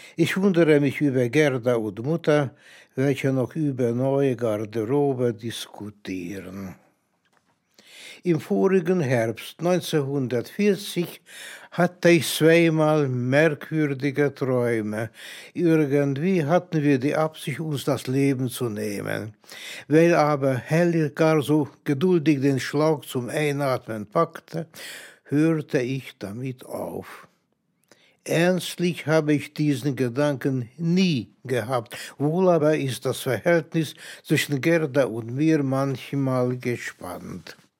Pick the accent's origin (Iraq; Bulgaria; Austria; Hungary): Hungary; Budapest; moved away as an adult; now in Germany; geboren 1923 in Budapest, nach Auschwitz verfrachtet 1944, nach Ungarn zurückgekehrt 1945, nach Deutschland emigriert 1956. Seitdem lebe ich hier mit meiner Familie